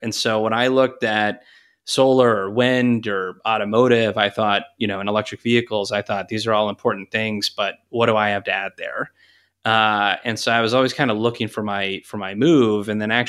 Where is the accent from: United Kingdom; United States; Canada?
United States; Texas; I grew up in Texas, and then I went to college at the University of Tulsa